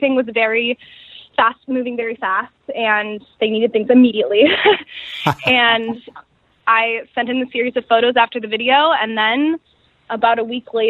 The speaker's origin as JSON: {"language": "English", "town": "Seattle", "region": "Washington", "country": "United States", "tie": "born or raised there", "said": "I'm from the Pacific Northwest. I'm from Seattle. I was born and raised"}